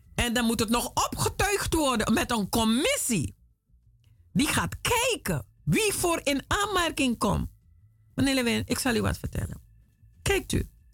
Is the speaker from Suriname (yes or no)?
yes; Suriname; now in Netherlands; ik ben een Afrikaanse, Surinaamse, woonachtig in Nederland